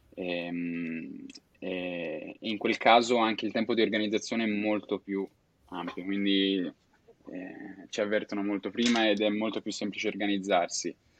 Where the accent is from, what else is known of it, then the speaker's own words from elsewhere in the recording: Florence, Tuscany, Italy; moved away as an adult; now in Zaragoza, Spain; vengo da Firenze però attualmente vivo a Saragozza